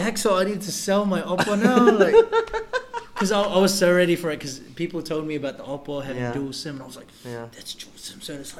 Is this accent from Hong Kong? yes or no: no; New Zealand; moved away as an adult; also born or lived in Baybay, Leyte, Philippines; now in Cebu, Philippines; I grew up in New Zealand 10 years.